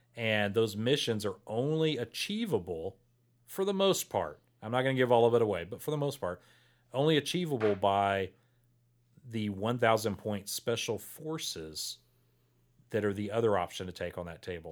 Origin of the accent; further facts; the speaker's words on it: Port Lavaca, Texas, United States; now in Victoria, United States; I grew up in Portland Lavaca, so I wa, not from Victoria.